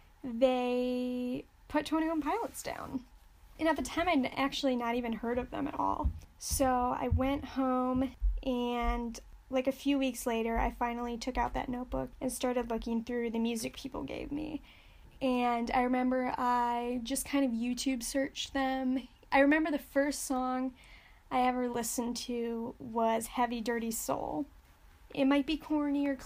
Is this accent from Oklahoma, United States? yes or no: no; Michigan, United States; I'm from Michigan